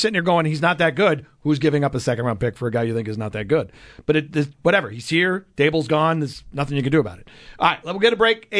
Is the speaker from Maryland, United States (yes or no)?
no; Long Island, New York, United States; moved away; growing up on Long Island